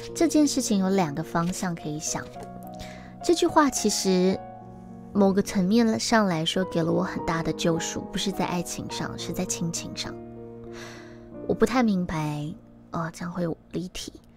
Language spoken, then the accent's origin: Chinese; Taiwan; 我们是台湾人